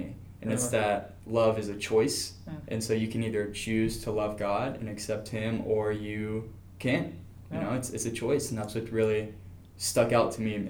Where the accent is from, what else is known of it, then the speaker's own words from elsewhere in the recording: Columbus, Georgia, United States; I'm 20 years old, and I was born and raised in Columbus, Georgia, and I really do love it here.